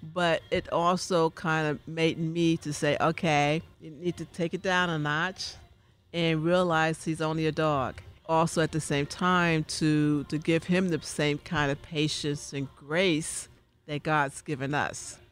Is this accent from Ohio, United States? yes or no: no; New York City, New York, United States; when I grew up in New York City, in Harlem